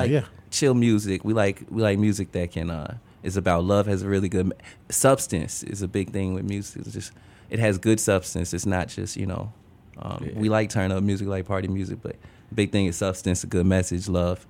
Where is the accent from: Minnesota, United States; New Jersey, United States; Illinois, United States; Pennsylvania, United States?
Illinois, United States; Chicago Heights and Lansing; now in Chicago, United States; I spent a little bit of my childhood in Chicago Heights and then to Lansing, Illinois. Now I'm living in the south side of the beautiful south side of Chicago.